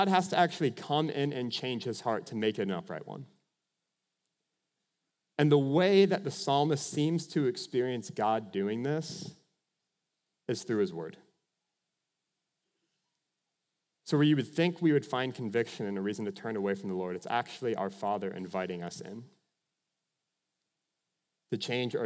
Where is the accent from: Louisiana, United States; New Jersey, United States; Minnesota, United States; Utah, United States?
Minnesota, United States; I'm from Minnesota